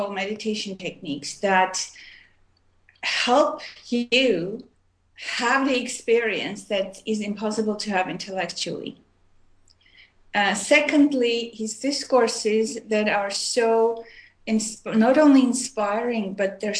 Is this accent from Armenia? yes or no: yes; Armenia; also born or lived in Montreal, Canada / Oregon, United States / India; now in Vancouver, Canada; I was born in Armenia, which is used to be part of USSR. And I left in 1976, and I moved to Montreal, Canada, and I lived there for many years